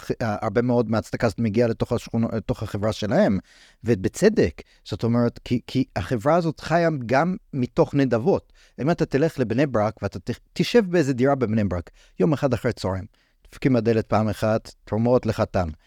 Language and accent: Hebrew; United States; אני גדלתי בארצות הברית, הייתי ב... בתקופות של מבצעים צבאיים של ישראל שם